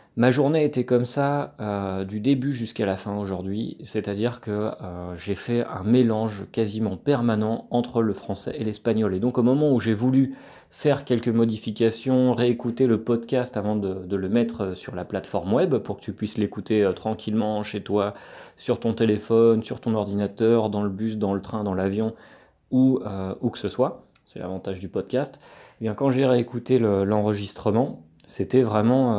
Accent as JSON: {"language": "French", "country": "France", "moved": "as an adult", "lives_now": "Barranquilla, Colombia"}